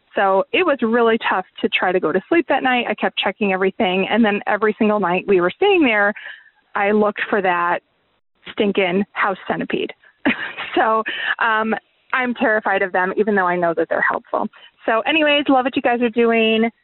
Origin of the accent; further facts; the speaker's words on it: Syracuse, New York, United States; now in Albany, United States; I'm actually originally from the Syracuse area